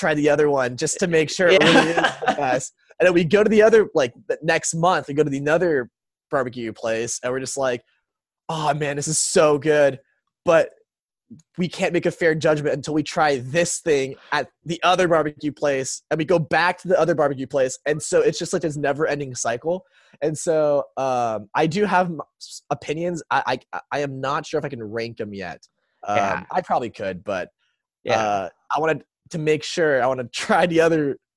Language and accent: English; San Antonio, Texas, United States; born or raised there; also born or lived in Seattle, Washington